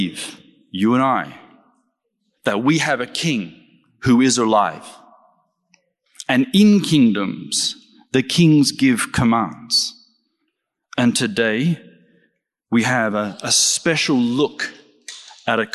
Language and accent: English; Australia; I'm Australian